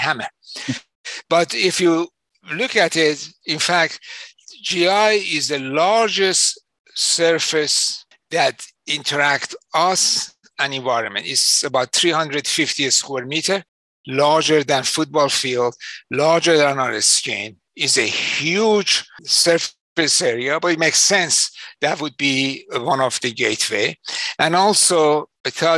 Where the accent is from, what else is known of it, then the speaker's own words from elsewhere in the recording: Iran; moved away as an adult; also born or lived in London, England; now in Chicago, United States; my home country, Iran